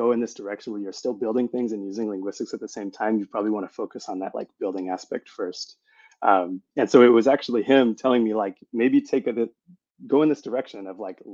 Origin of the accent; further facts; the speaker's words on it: Tucson, Arizona, United States; moved away as an adult; also born or lived in Seattle / Bay Area; I grew up in Tucson, Arizona